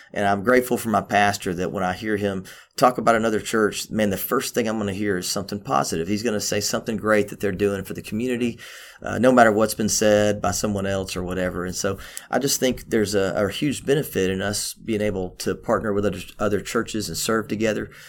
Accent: Memphis, Tennessee, United States; also born or lived in Cookeville, Tennessee; I was born in Cookville, but I was raised in, uh, the inner city of Memphis

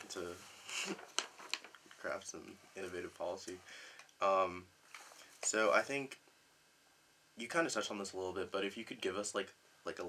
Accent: New York City, New York, United States; I'm also from the Bronx

